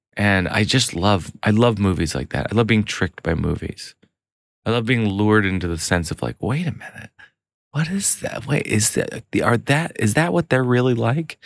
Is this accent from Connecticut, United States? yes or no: no; New York, United States; I'm a New Yorker